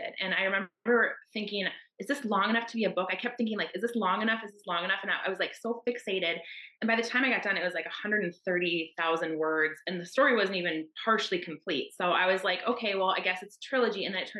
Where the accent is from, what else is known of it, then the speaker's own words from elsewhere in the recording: Minnesota, United States; I'm from Minnesota in the US